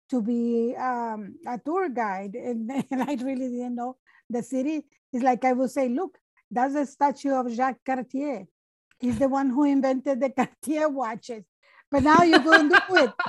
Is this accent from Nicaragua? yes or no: yes; Nicaragua; English is a second language; now in Canada; I am from Nicaragua